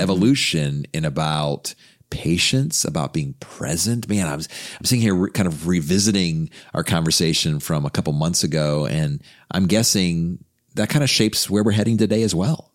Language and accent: English; United States; being a f, American